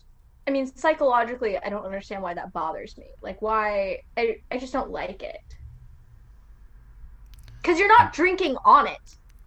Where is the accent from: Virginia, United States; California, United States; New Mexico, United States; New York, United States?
California, United States; growing up in California